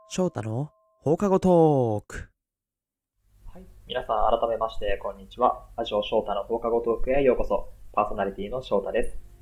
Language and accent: Japanese; Aichi, Japan; moved away as an adult; also born or lived in Tokyo; 地元愛知